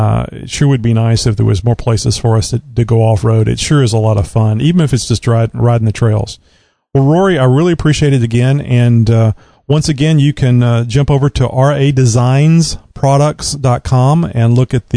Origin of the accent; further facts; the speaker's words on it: Southeast Texas, United States; I'm from Texas. I was born here. I've lived my entire life in Southeast Texas